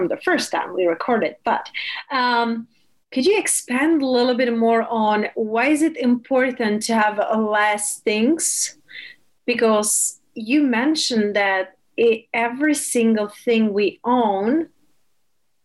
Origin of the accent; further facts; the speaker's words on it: Czechia; moved away; I'm original from Czech Republic